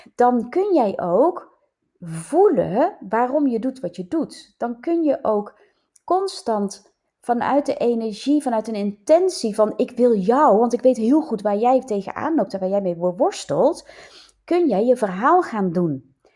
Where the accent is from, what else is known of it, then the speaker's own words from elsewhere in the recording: North Brabant, Netherlands; accent: Brabants; moved away as an adult; now in Leiden, Netherlands; mijn nog steeds Brabants accent, ook al woon ik al, hoe lang? 32 jaar in Leiden, 33 jaar bijna